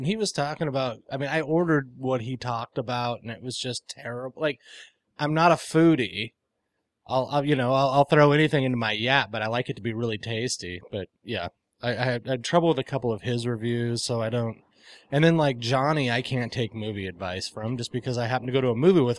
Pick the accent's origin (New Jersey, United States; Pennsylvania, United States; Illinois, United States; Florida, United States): Illinois, United States; Chicago; I'm from Chicago.